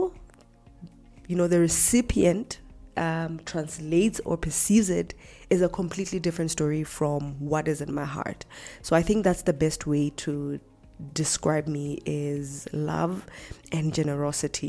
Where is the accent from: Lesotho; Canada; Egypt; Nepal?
Lesotho; born and bred in Lesotho